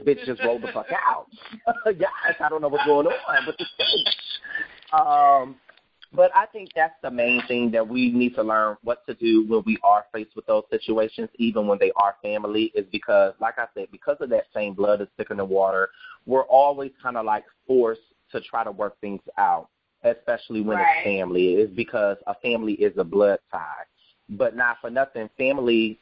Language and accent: English; Peoria, Illinois, United States; I'm from Peoria, Illinois